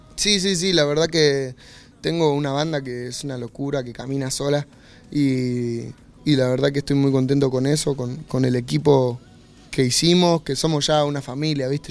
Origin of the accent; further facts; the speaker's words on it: Argentina; me vuelvo para Argentina